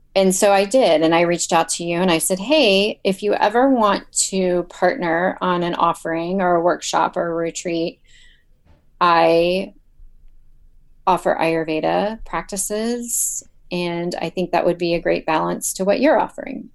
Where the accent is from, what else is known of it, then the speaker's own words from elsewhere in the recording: Ohio, United States; I'm from Ohio